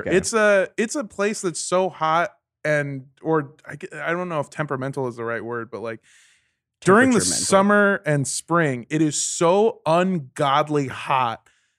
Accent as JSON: {"language": "English", "town": "Indio", "region": "California", "country": "United States", "tie": "born there", "said": "I grew up in Indio, California. Well, that's not where I grew up. That's where I was born."}